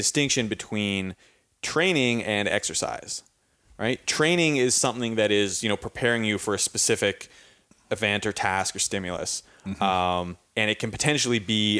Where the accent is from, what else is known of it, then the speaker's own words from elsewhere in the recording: Victoria, British Columbia, Canada; I'm from Victoria, BC, on the west coast of Canada.